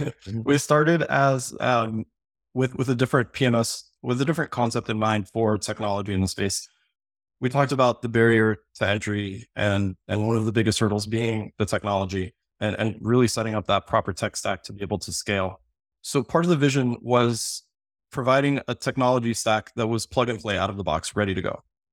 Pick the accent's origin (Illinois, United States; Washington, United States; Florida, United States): Florida, United States; Miami; born there; So, I was born in Miami, Florida, which, my favorite city in the world, so I travel a ton.